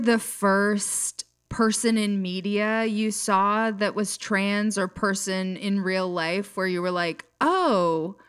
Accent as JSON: {"language": "English", "town": "Jackson", "region": "Minnesota", "country": "United States", "said": "I'm from a little town called Jackson"}